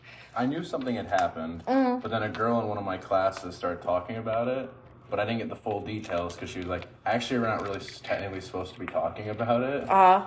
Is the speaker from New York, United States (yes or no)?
yes; Latham, New York, United States; moved away; Originally from Latham, New York. It's about okay. 10 minutes outside of Albany.